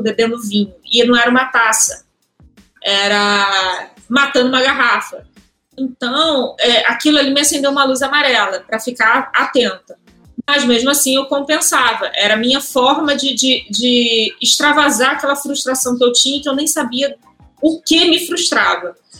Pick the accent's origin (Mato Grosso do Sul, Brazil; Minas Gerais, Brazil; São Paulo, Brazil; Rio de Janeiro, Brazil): Rio de Janeiro, Brazil; Sou do Rio, como vocês perceberam meu sotaque.